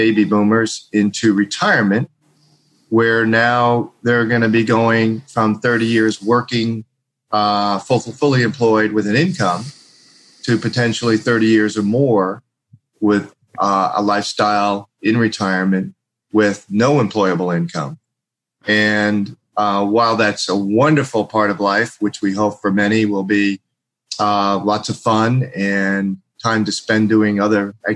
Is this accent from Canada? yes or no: no; East Coast, United States; moved away; I came from the East Coast